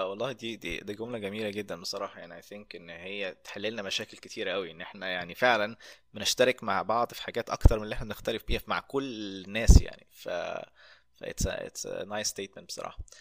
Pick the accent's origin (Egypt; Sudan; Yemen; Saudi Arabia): Egypt; moved away as an adult; now in United States; انا من مصر